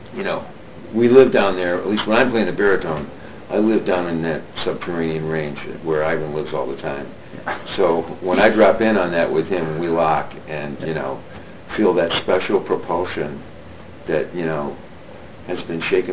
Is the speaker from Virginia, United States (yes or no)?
no; Detroit, Michigan, United States; moved away; I'm also from Detroit, Michigan, originally. Grew up in the Motown era